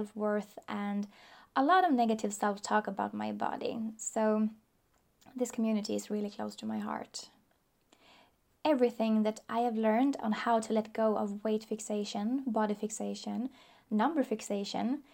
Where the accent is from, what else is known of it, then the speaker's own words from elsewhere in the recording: Sweden; I am from Sweden. I still live there.